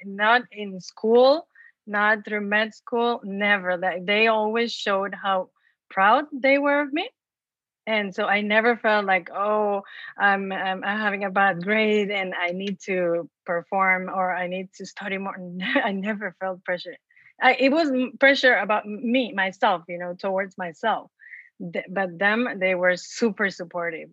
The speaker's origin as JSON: {"language": "English", "country": "Mexico", "tie": "born or raised there", "moved": "yes", "said": "I was born and raised in Mexico. And so imagine in a small town"}